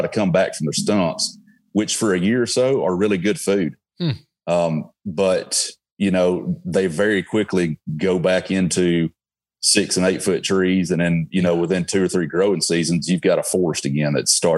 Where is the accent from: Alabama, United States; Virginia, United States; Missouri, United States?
Alabama, United States; accent: Alabama; my Alabama accent